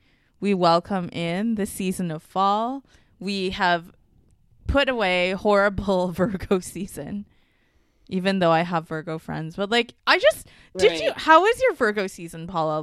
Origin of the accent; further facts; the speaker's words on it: Mississauga, Ontario, Canada; moved away; I'm from Toronto, Mississauga, whatever. Golden Horseshoes.